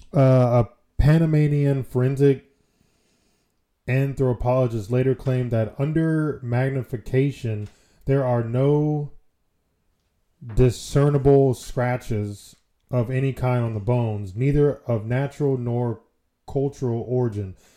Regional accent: United States; we're American

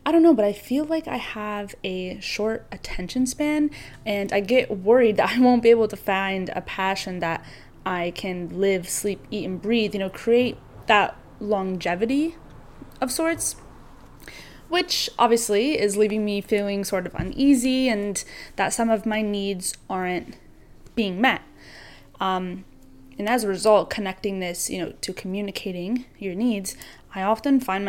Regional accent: Western New York, United States; now in Nyack, United States; growing up in Western New York

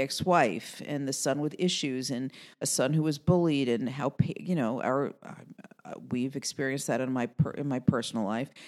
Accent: New York City, New York, United States; my family growing up in Queens

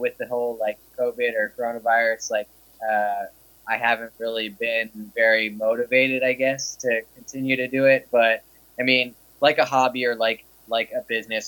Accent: Delaware, United States; moved away; I'm originally from Delaware, originally from the East Coast. I moved out here in 2004

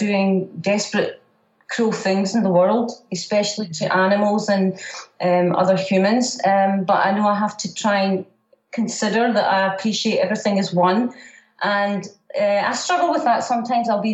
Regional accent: Scotland, United Kingdom; I'm a Scottish warrior

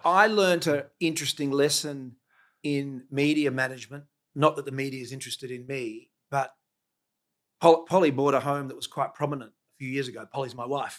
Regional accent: Adelaide, South Australia, Australia; So I grew up in Seton

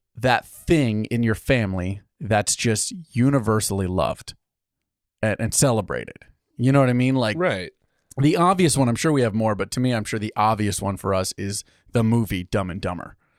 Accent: United States; Us good Italian heritage. so, we're American

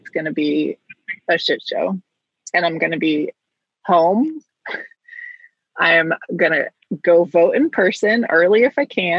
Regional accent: United States; a U.S. citizen, born and raised. Never have been to Canada.

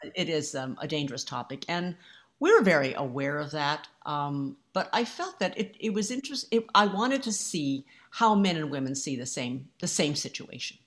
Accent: United States; I'm Asian American

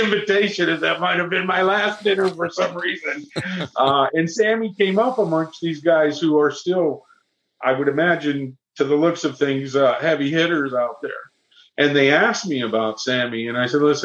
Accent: Miami, Florida, United States; I didn't grow up in New York, I grew up in Florida

